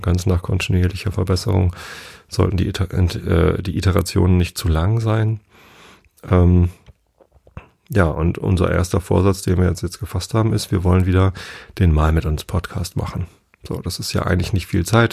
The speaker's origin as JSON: {"language": "German", "region": "Northern Germany", "country": "Germany", "said": "als Norddeutscher"}